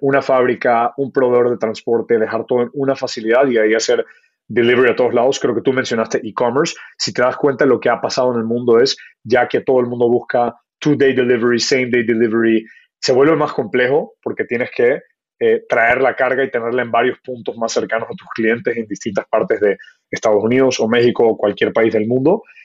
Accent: Ecuador; moved away as an adult; also born or lived in Kenya / United States; mi familia es de la India, me crié en Ecuador, eh, nací en Kenia

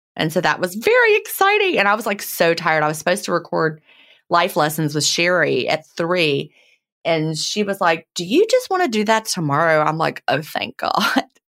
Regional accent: Virginia, United States; moved away; I grew up in Virginia

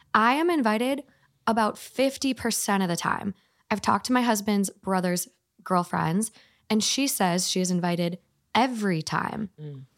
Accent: Minnesota, United States; I'm from Minnesota.

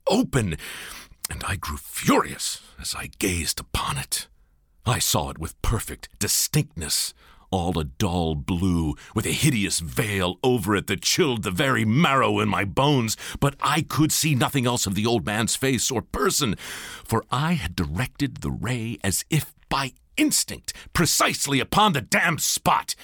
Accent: Baltimore, Maryland, United States; moved to my hometown in Baltimore

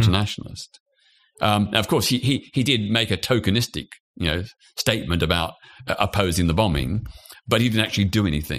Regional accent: Australia; now in United Kingdom; I was born in Australia.

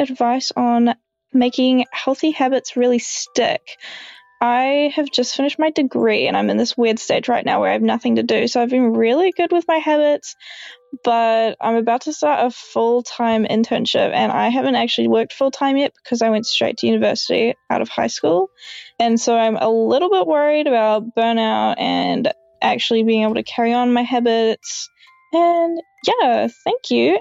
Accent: New Zealand; I'm from New Zealand.

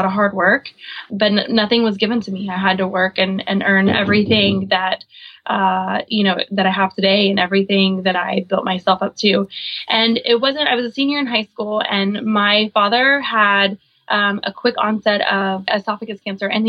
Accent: Oklahoma, United States; also born or lived in Guam / San Diego; now in Virginia Beach, United States; I grew up on a big horse ranch in the middle of Oklahoma

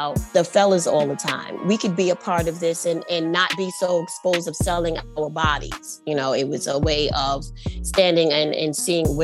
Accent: New York City, New York, United States; I grew up in Spanish Harlem

